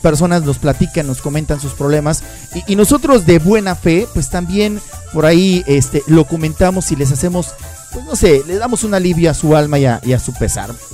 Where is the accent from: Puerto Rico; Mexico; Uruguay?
Mexico; Acaponeta, Nayarit; moved away as an adult; now in Tijuana, Mexico; fui el, elegido para la primer plaza, para la primer base en Acaponeta, Nayarit, que es de donde soy